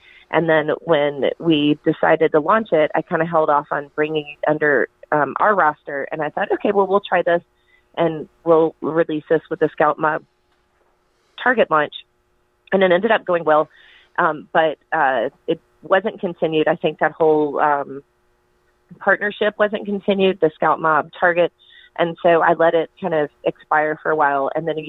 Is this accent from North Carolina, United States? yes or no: yes; North Carolina, United States; it has to do with my childhood growing up in Western North Carolina